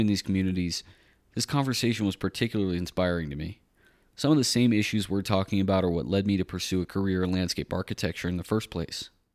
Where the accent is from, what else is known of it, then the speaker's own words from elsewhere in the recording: Waco, Texas, United States; moved away as an adult; also born or lived in Tennessee; now in Colorado, United States; I'm a Waco guy myself. I grew up in Central Texas